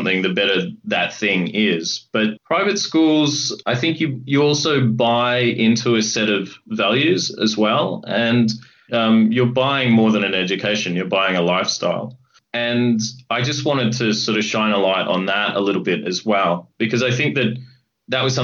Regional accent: Coburg, Victoria, Australia; I grew up in Coburg, like the character, and I did cross the river and attended school at St. Kevin's College in Toorak

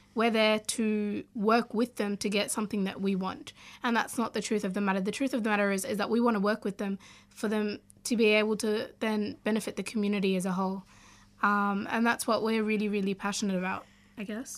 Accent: Australia; also born or lived in Sudan; growing up in Australia

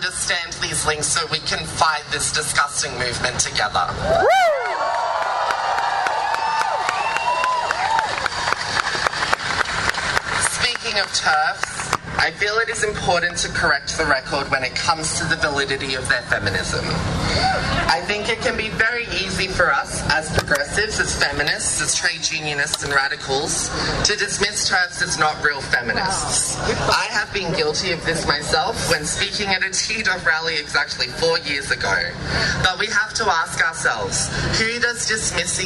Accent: Darug Gundungurra country, New South Wales, Australia; I grew up on Darug Gundagaran country in New South Wales.

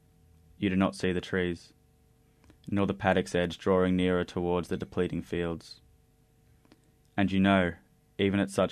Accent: Woodstock, Victoria, Australia; now in Melbourne, Australia; the farm that I grew up in Woodstock

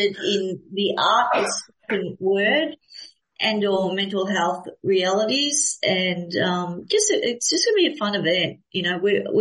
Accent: Melbourne, Victoria, Australia; I'm from Melbourne, but I'm in Adelaide

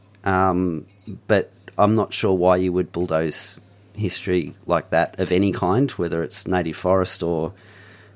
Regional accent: Mount Macedon, Victoria, Australia; now in Romsey, Australia; I live in Romsey now, but I grew up in Mount Macedon, so I was born and raised up there

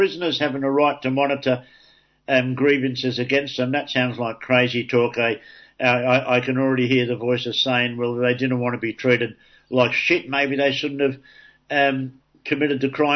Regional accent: Sydney, New South Wales, Australia; my introduction to union issues growing up in Darlinghurst was the Green Bands

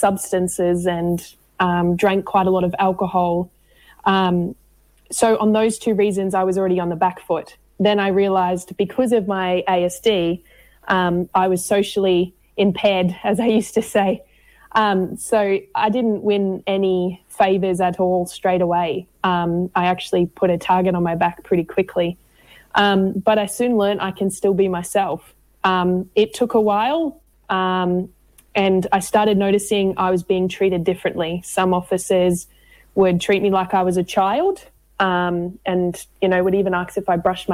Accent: Queensland, Australia; now in Victoria, Australia; I'm originally from Queensland, moved down to Victoria after some family violence

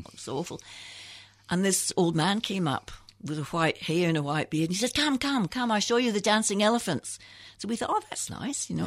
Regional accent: Scotland, United Kingdom; moved away as an adult; also born or lived in England; when I was fourteen, my father got T B and we had to move back to Scotland.

